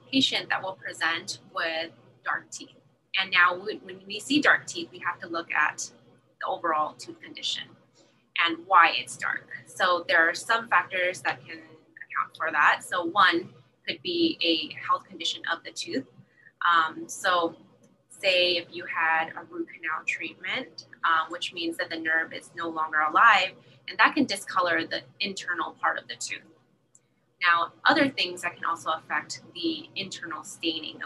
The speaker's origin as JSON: {"language": "English", "town": "San Jose", "region": "California", "country": "United States", "tie": "born or raised there", "also_born_or_lived": "Iowa / Los Angeles", "moved": "as an adult", "lives_now": "San Diego, United States", "said": "I'm actually from Iowa. I was born there and I grew up pretty much in San Jose"}